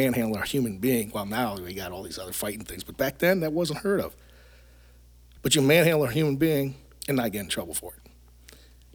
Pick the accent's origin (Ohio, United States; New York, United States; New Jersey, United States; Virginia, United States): Ohio, United States; Youngstown; moved away as an adult; now in Michigan, United States; I was born and raised in Youngstown, Ohio